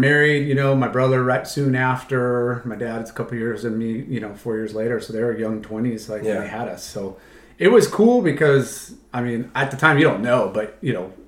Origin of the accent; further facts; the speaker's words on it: Huntington Beach, California, United States; I grew up in Huntington